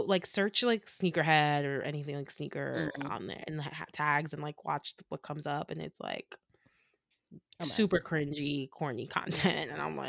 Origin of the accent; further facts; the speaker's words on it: New York, United States; Of course. I'm from New York. I always want to flex.